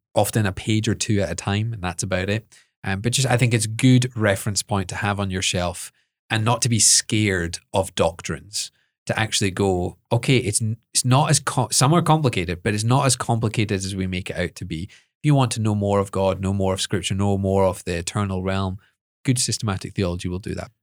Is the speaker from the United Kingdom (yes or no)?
yes; Edinburgh, Scotland, United Kingdom; I was brought up in Edinburgh